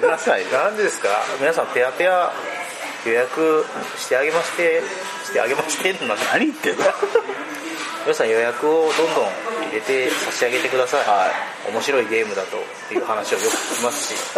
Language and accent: Japanese; Aichi, Japan; こっち地元の愛知の方では